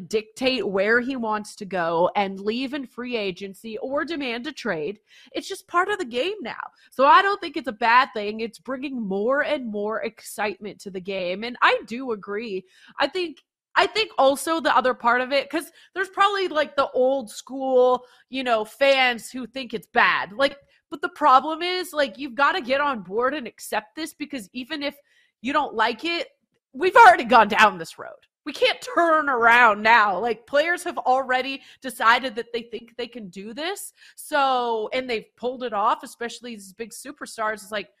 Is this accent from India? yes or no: no; Canada; Yeah, and I hate to trash my home country, but I couldn't even get into the CFL. I'm sorry. Couldn't do the CFL thing when I lived in Canada.